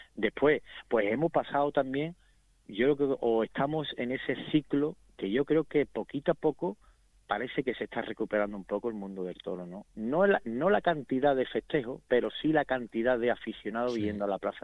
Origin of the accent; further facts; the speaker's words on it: Seville, Andalusia, Spain; aquí en Sevilla también, en mi, en mi ciudad, en mi pueblo, en mi plaza